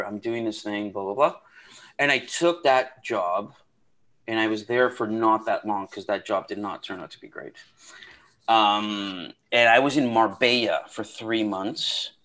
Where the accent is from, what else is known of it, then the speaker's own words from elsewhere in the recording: outside of Toronto, Ontario, Canada; I grew up in outside of Toronto